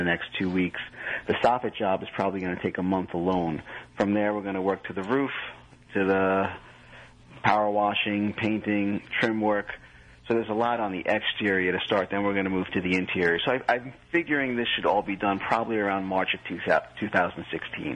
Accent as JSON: {"language": "English", "region": "New Jersey", "country": "United States", "said": "I'm from Jersey"}